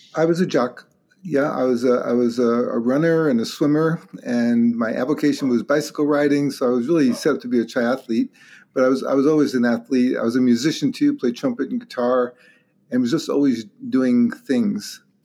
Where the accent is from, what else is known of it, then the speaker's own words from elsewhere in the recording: Long Island, New York, United States; moved away as an adult; also born or lived in Brooklyn, New York / Rochester, New York / Durham, North Carolina / Toronto, Canada; now in Seattle, United States; Completely East Coast. I was born in Brooklyn. When I was four, we moved out to Long Island